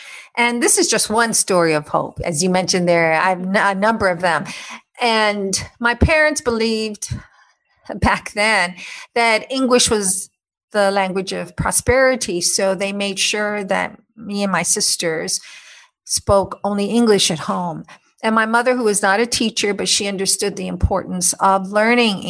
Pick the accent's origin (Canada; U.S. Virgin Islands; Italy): U.S. Virgin Islands; I was born on St. Thomas, U.S. Virgin Islands, and I've spent most of my life there.